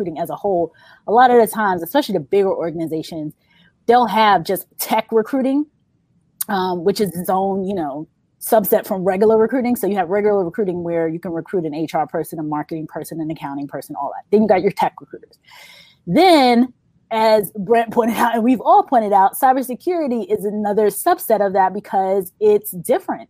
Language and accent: English; New York, United States; I'm from New York